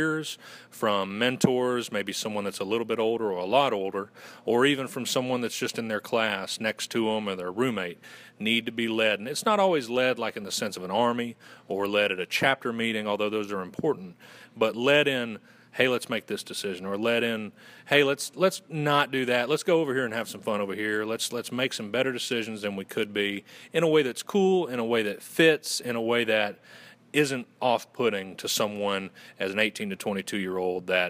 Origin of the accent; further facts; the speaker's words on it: Western North Carolina, United States; accent: Southern gentleman; I'm originally from Western North Carolina, and I went to Western Carolina University.